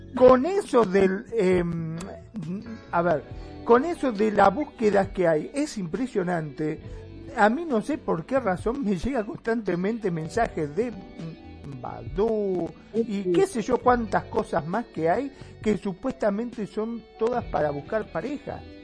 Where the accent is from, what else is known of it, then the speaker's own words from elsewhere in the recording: Argentina; acá en mi país, en Argentina